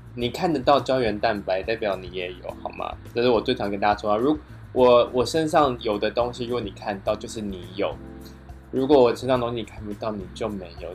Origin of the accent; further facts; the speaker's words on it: Taiwan; 我忘记我是来自台湾